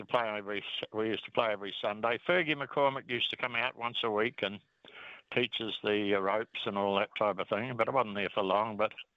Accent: Canterbury, New Zealand; I come from Canterbury. I live in the North Island. But it's more of a religion down there.

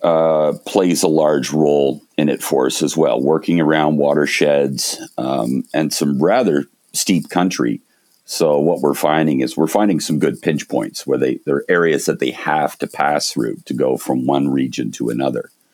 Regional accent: Canada; moved away as an adult; also born or lived in Montreal / Toronto; now in British Columbia, Canada; I grew up in Montreal and Toronto.

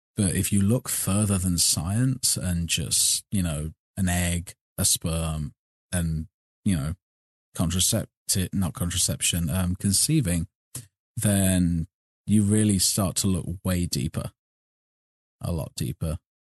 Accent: Burbage, East Midlands, United Kingdom; moved away as an adult; now in United States; I was born in Leicestershire, raised in a little town called Burbage

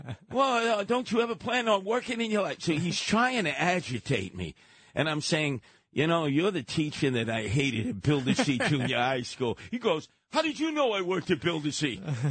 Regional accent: New York City, New York, United States; fellow Canarsie. I grew up in the Bayview Housing Projects.

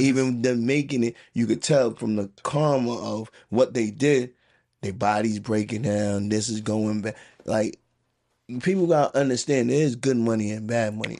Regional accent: New York City, New York, United States; also born or lived in Queens; I grew up in the Bronx

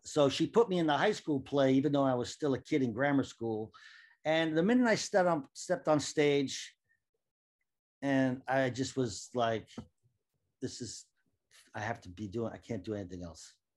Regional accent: Cambridge, Massachusetts, United States; moved away as an adult; also born or lived in Washington, D.C. / New York; I was born in Washington, D C, but I grew up in Boston, in Cambridge, Massachusetts.

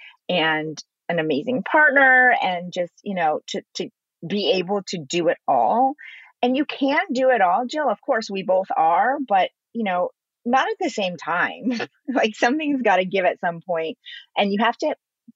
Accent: China; now in United States; I was born in China. I came to America

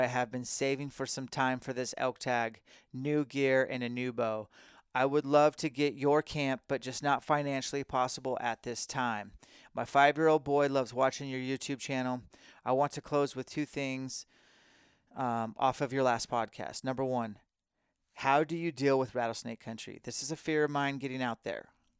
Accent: Kansas, United States; I'm from Kansas.

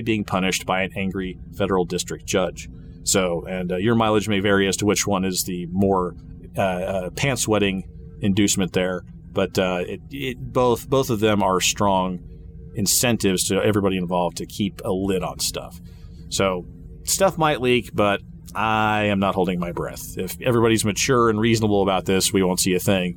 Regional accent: Wichita, Kansas, United States; Wichita, Kansas, by the way, just for fun, just so you all will know, from my hometown

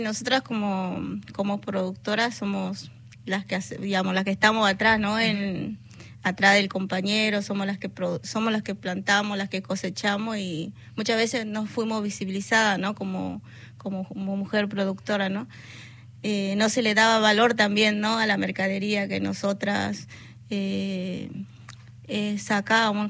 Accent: northern Argentina, Argentina; also born or lived in born 'acá' (likely La Plata, Buenos Aires); now in La Plata, Argentina; yo vengo del norte argentino soy nieta

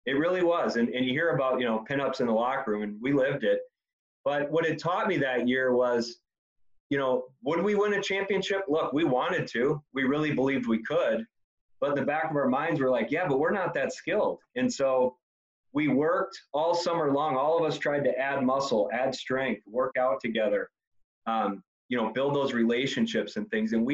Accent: Indiana, United States; I grew up in Indiana

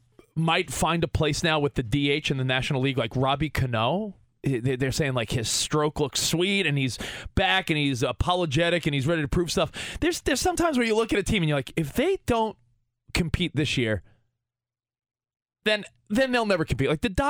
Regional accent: New York, United States; now in Los Angeles, United States; I'm a big Mets fan. I live in LA now, but I'm a New Yorker

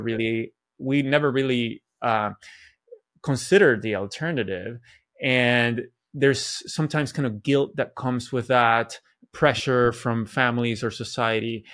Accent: Venezuela; moved away; I grew up in Venezuela where everybody was Catholic.

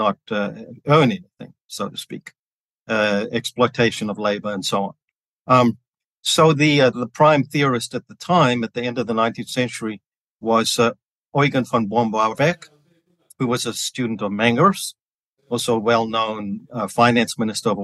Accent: Johannesburg, Gauteng, South Africa; moved away as an adult; also born or lived in Chicago, United States; now in Dallas, United States; I was born and grew up in Johannesburg, South Africa, which explains my East Texas accent

